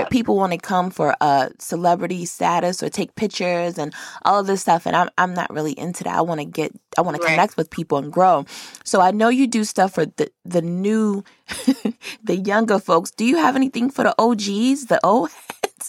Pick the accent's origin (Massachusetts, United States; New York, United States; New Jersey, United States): New York, United States; Rochester; moved away as an adult; now in Atlanta, United States; I'm from Rochester, which is upstate, but I lived downstate before I came to Atlanta